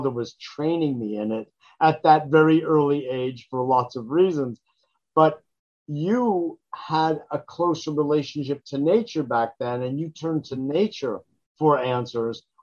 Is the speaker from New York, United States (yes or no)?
yes; New York City, New York, United States; born there; I was born in New York City, in Queens, actually.